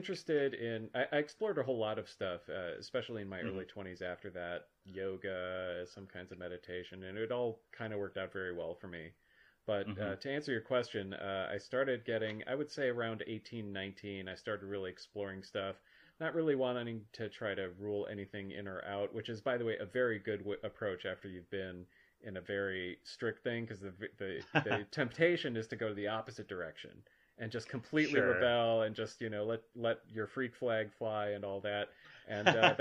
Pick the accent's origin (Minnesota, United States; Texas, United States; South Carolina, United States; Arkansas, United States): Minnesota, United States; I grew up in Minnesota